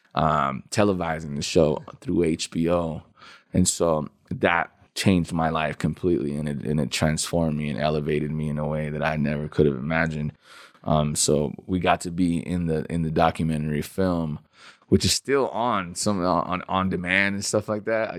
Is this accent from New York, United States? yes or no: no; Denver, Colorado, United States; also born or lived in El Paso, Texas / Juarez, Mexico; I grew up most of the time I grew up in Denver, um, but I I was born in El Paso, Texas, um, and I lived in Juarez, Mexico until I was about I would say maybe nine or ten years old